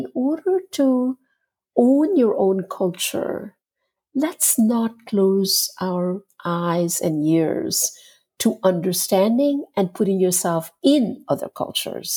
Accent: India; now in United States; born and raised in India and having studied Indian art and philosophy and culture

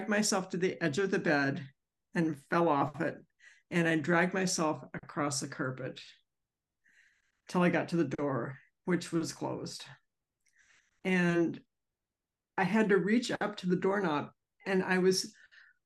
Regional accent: Centreville, Virginia, United States; I'm from Centerville, Virginia

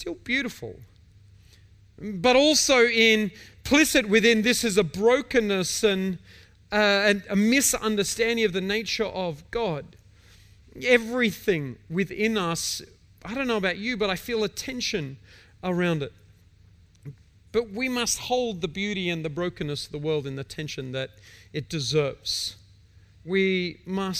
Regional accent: Victoria, Australia; I'm an Australian. I'm from Victoria

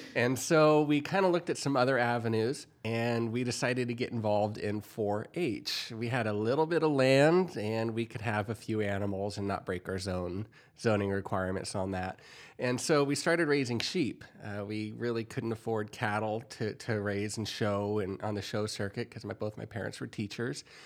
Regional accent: San Diego County, California, United States; moved away as an adult; also born or lived in Kansas; I'm from San Diego County, and we, uh, even though everyone called it a farm that I grew up on, we had four acres

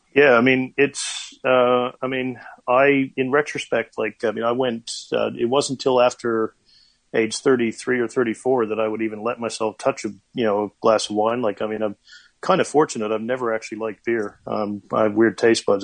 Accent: Corner Brook, Newfoundland and Labrador, Canada; now in New Zealand; my hometown of Corner Brook, Newfoundland

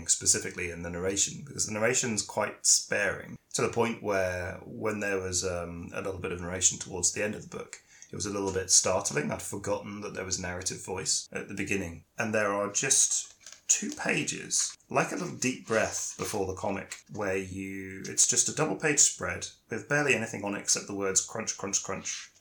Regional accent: United Kingdom; me from the UK

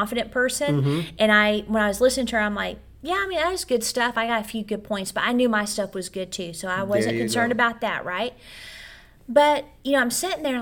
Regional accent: Odessa, Texas, United States; also born or lived in Childress, Texas / Oklahoma; I'm from Odessa, Texas. And Childress, maybe some Oklahoma in there.

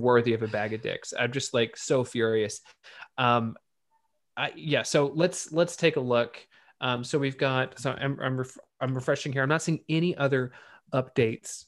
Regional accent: Texas, United States; My home state

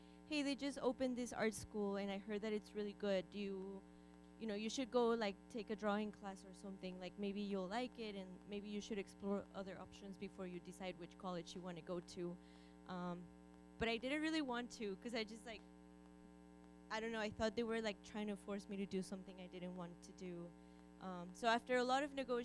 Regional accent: Guanajuato, Mexico; moved away; I was born and raised in Mexico.

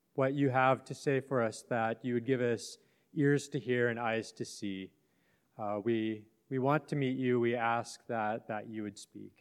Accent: Western Canada, Canada; I grew up in Western Canada on, on the plains there

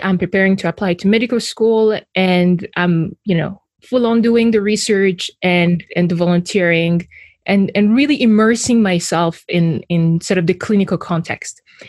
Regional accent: Burundi; also born or lived in Rwanda; So I was born in Burundi, and I was raised between two countries. I was raised between Burundi and Rwanda.

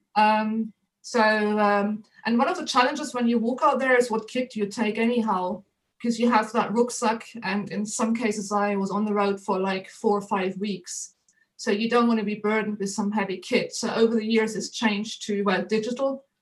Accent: Germany; English is a second language; moved away as an adult; now in United Kingdom; I'm not originally or a native of this of the United Kingdom, but uh, originally from Germany. But I've been in the UK nearly 30 years now.

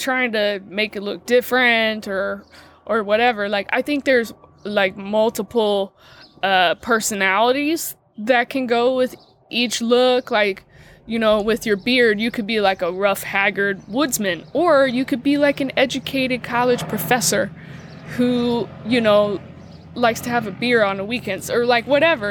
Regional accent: Dayton, Ohio, United States; moved away; I'm from Dayton, Ohio

